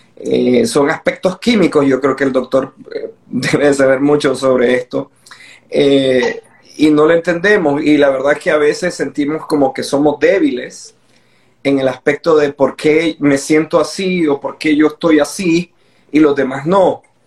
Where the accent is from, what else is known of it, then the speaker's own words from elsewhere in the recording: Nicaragua; soy nicaragüense